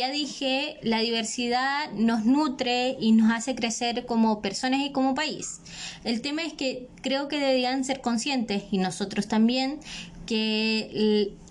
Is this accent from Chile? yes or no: yes; Chile; nosotros como chilenos, como pueblo acogedor de ellos